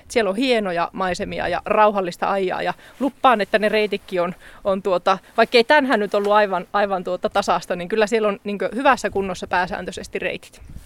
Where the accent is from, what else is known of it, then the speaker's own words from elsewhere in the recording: Lapland, Finland; minäkin muistan lapsesta asti, niin meillä oli jonkunnäköisiä lynksejä, oli aina pihalla ja silloin, silloin täällä ei tietenkään tämmöisiä virallisia reittejä ollut